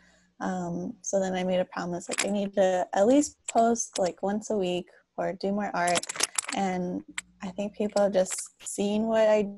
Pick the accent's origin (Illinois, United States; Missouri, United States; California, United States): California, United States; Los Angeles; now in San Jose, United States; I'm originally from Los Angeles, but I moved up to the Bay Area, so now I live in San Jose